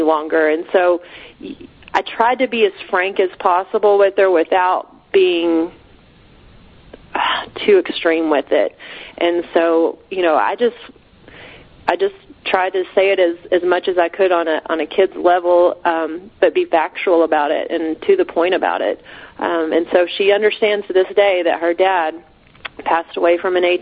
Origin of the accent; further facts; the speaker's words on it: Texas Panhandle, United States; moving back to the area I grew up in the Texas Panhandle